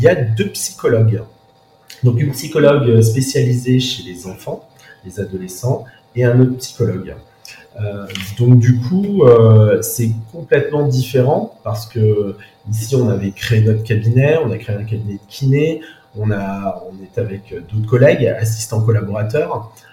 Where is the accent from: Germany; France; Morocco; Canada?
France; Saint-Malo, Brittany; also born or lived in Paris; now in Saint-Malo, France; je suis originaire de Saint-Malo